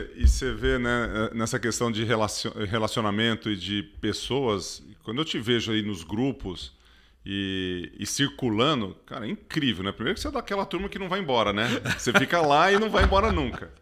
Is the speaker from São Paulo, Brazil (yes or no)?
yes; Ituverava, São Paulo, Brazil; quando era moleque lá em Ituverava, né, que eu sou quase mineiro